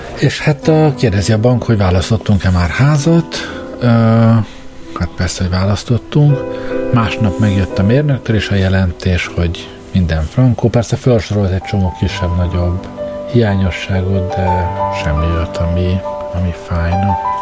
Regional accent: Hungary; moved away; ha már egyszer magyarok vagyunk

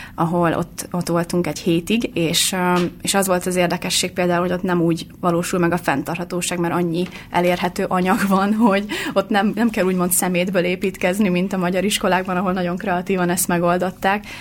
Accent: Hungary; moved away as an adult; also born or lived in Finland; én itthon nevelkedtem

